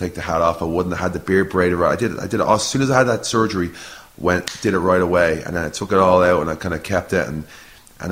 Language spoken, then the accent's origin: English; Ireland; moved away; I'm an Irish fella